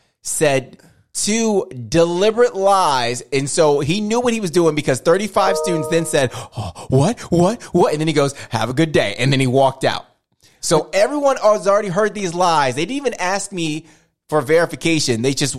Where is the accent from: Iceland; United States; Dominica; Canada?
United States; Fayetteville; More exposure. I'm from Fayetteville. I ain't going nowhere.